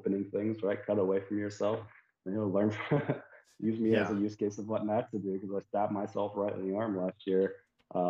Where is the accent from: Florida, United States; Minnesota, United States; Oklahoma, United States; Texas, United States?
Florida, United States; St. Petersburg; moved away as an adult; also born or lived in Virginia / California / Colorado; I'm originally from Florida, St. Petersburg area. So I lived in Florida for about 18 years, joined the Navy